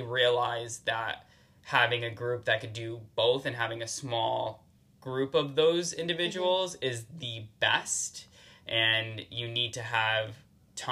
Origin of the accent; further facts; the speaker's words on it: New Haven, Connecticut, United States; born and raised in New Haven, Connecticut